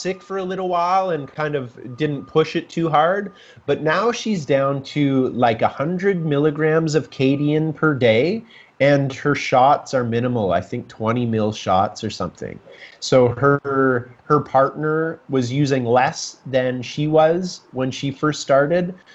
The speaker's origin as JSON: {"language": "English", "town": "Kitchener", "region": "Ontario", "country": "Canada", "also_born_or_lived": "Whistler, British Columbia", "moved": "as an adult", "said": "I'm from Kitchener, Ontario. I graduated from high school"}